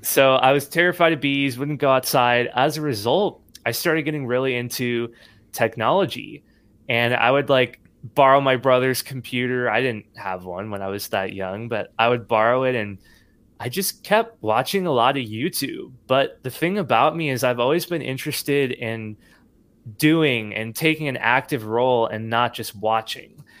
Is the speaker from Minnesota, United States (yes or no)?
no; Nashville, Tennessee, United States; born or raised there; also born or lived in San Jose, California